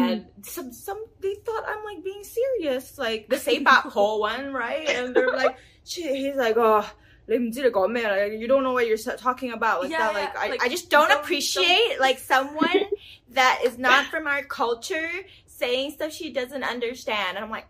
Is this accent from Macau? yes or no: yes; Macau; now in United States; I'm from Macau.